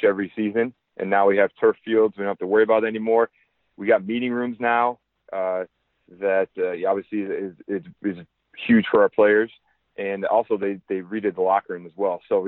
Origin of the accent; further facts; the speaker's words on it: Minnesota, United States; moved away as an adult; also born or lived in Reading, Pennsylvania; now in Princeton, United States; growing up in Minnesota